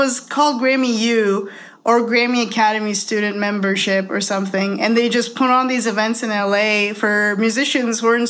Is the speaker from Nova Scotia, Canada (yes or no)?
no; Toronto, Ontario, Canada; I'm from Toronto too.